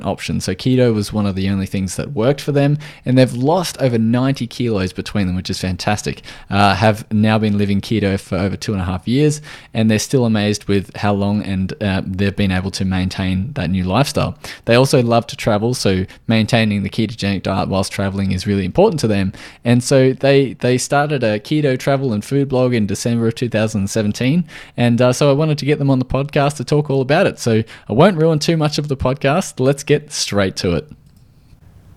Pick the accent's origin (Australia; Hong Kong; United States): Australia; accent: Australian